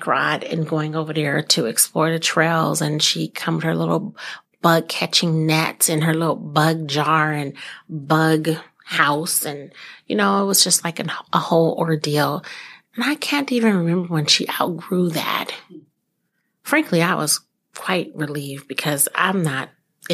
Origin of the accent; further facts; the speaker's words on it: California, United States; now in Fox Cities, United States; being born and raised in California